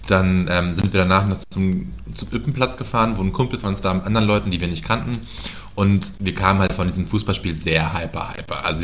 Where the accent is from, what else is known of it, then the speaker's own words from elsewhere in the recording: Austria; ich bin ja Österreicher, ja. Ich bin Österreicher.